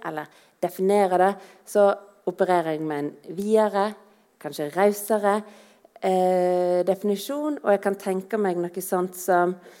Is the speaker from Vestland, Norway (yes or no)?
yes; Voss, Vestland, Norway; Som vossing